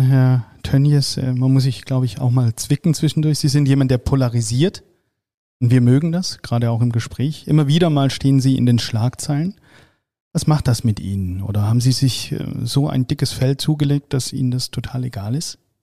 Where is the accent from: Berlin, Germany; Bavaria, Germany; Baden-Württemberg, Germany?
Baden-Württemberg, Germany; Swabia; Ich bin Schwabe